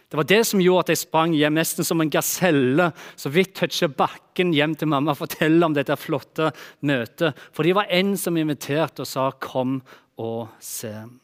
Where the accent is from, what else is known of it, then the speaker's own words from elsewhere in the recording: Bryne, Rogaland, Norway; Tingen er den at eh, når jeg vokste opp på Bryne, der som jeg kommer fra, så har ikke jeg vokst opp i det som jeg kaller for en typisk kristen familie.